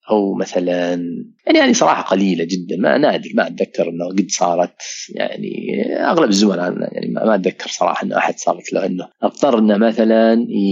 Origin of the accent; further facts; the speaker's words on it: Saudi Arabia; عندنا في السعوديه